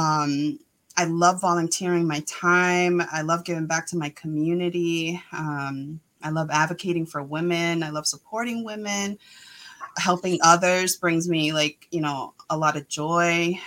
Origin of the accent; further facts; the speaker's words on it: Worcester, Massachusetts, United States; also born or lived in Guayama, Puerto Rico / Boston; now in Southbridge, United States; I was born in Guayama, Puerto Rico. I came out here when I was, I think four. I lived in Boston, and then we moved to Worcester. So I've been a longtime resident of Worcester